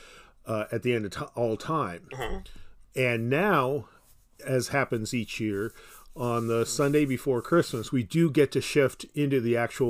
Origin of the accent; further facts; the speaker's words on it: United States; as an American